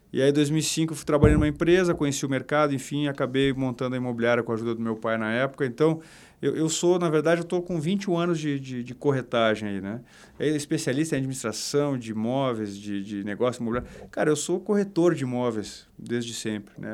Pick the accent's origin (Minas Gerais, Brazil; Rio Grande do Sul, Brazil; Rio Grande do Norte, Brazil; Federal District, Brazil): Rio Grande do Sul, Brazil; Porto Alegre; eu sou gaúcho sou de Porto Alegre do bairro Bonfim Magro do Bonfa e cara eu cresci dentro de imobiliária